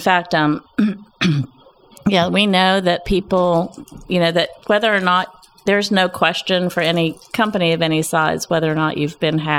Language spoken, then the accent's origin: English; Pueblo, Colorado, United States; now in Arkansas, United States; I was born in Colorado, in Pueblo, Colorado, on the Arkansas River.